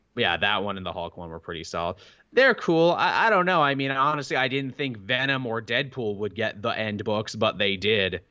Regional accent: Canada; us Canadians

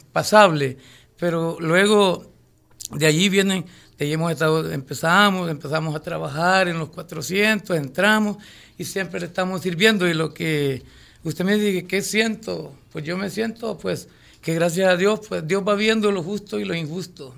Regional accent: Quezaltepeque, La Libertad, El Salvador; Represento a mi pueblo del campo

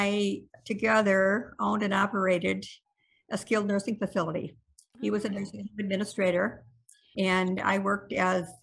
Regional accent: South Central South Dakota, United States; now in Savage, Minnesota, United States; I grew up on a farm in South Central South Dakota

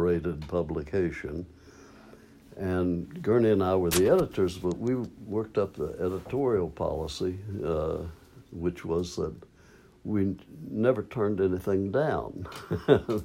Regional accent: Maysville, Kentucky, United States; moved away as an adult; also born or lived in California; I came home from California, came back to Maysville for a visit, and my folks were there.

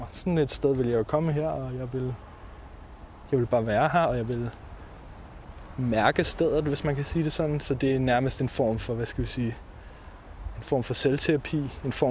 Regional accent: Capital Region of Denmark, Denmark; Jeg kommer fra Nordsjælland. {S2} Okay. {S3} Nord for {S2} Hillerød.

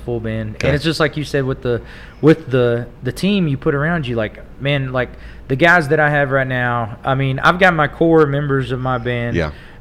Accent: Tulia, Texas, United States; now in Amarillo, United States; I was from Tulia, and I played a lot in Lubbock and in college and stuff.

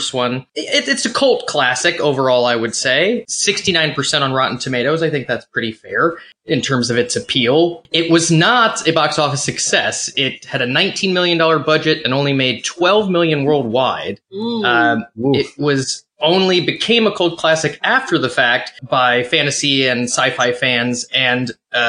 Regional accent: Midwest, United States; the Midwesterner

